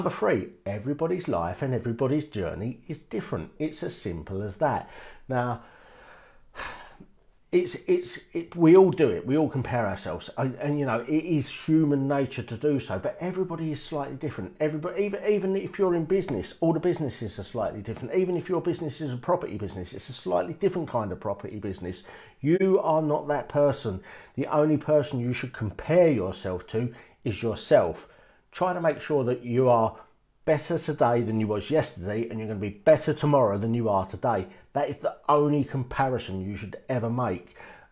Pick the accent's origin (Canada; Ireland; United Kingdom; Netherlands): United Kingdom; in the UK, we're born, we don't realise it, but we're born in quite a good place